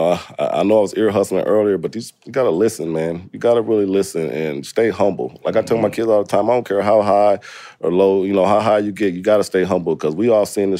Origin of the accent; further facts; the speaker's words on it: Indiana, United States; I'm from Indiana. We don't know shit about HBCUs there. We don't have any.